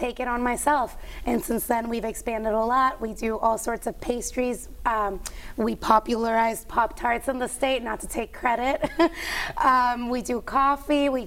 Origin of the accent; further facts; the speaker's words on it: Puerto Rico; moved away as an adult; I was born and raised in Puerto Rico.